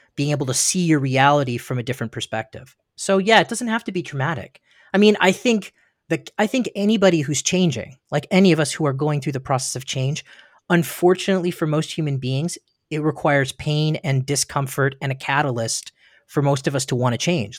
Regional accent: Ontario, Canada; now in Studio City, United States; I was born in Ontario, Ontario, Canada that's um, in the east coast of Canada, and a little town.

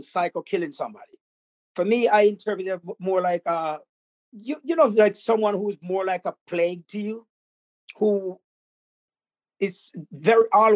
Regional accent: Jamaica; I grew up in a tribal village, as you know. I was brought up in the Maroon tribes.

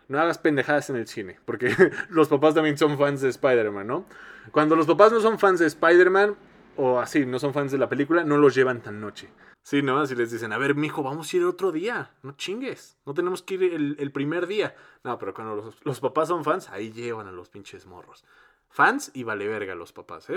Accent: Mexico; que seamos un chingo de mexicanos

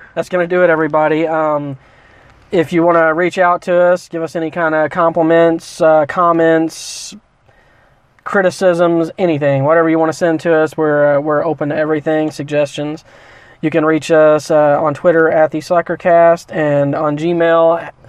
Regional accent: Midwest, United States; moved away; because I was from the Midwest, and when people talked about po' boy, let me tell you about this before we sign off here. When I first moved here, everyone started talking about these things fucking po' boys.

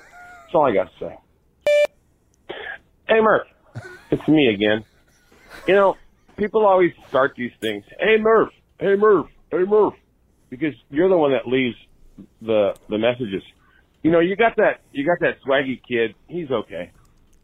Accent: South Bay, California, United States; now in Southern United States; I grew up in California, right South Bay, right, you know, south of San Francisco

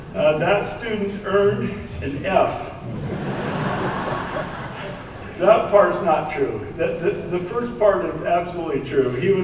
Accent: Idaho, United States; now in Utah, United States; I'm from Idaho.

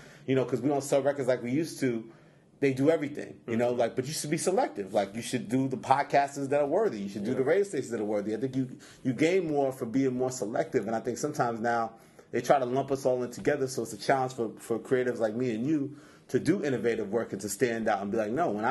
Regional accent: New York City, New York, United States; I'm from Queens

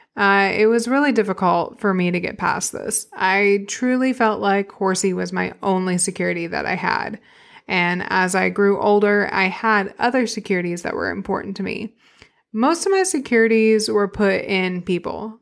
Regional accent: Arkadelphia, Arkansas, United States; now in Northwest Arkansas, United States; I grew up in Arkadelphia, Arkansas.

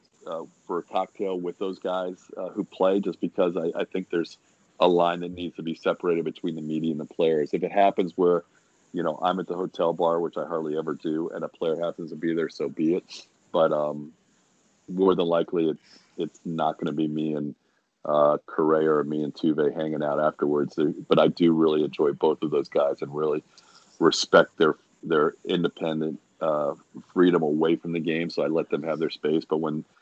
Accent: Philadelphia, Pennsylvania, United States; moved away as an adult; also born or lived in Syracuse / Florida; now in Houston, United States; even though I grew up in Philadelphia and spent my college years in Syracuse

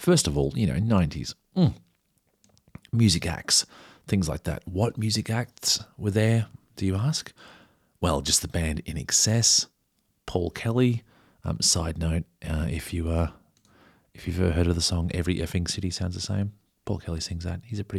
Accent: Barooga, New South Wales, Australia; Anyway, so he's from Yarrawonga. I'm from Baruga.

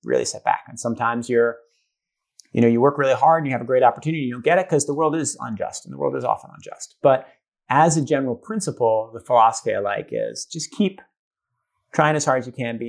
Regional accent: Brookline, Massachusetts, United States; moved away as an adult; also born or lived in Stanford, California; now in Brooklyn, United States; I grew up in Boston, a suburb of Boston called Brookline.

